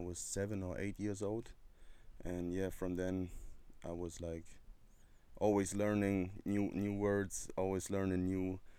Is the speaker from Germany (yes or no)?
yes; Stuttgart, Baden-Württemberg, Germany; I'm from Stuttgart, to be exact. Stuttgart is in the south of Germany.